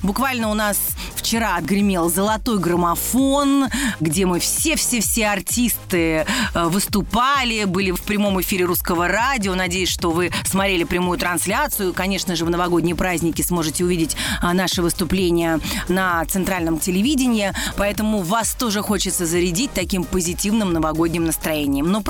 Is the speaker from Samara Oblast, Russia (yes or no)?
yes; Samara, Samara Oblast, Russia; я из прекрасного города Самара.